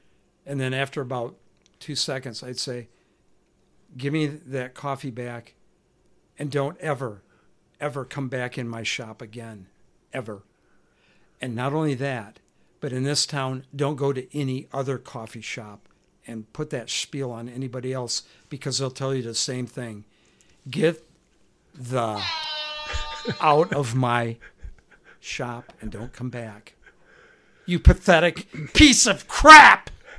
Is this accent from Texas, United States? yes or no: no; California, United States; I'm from California, and we've learned that you have to use other devices, paper things or whatever.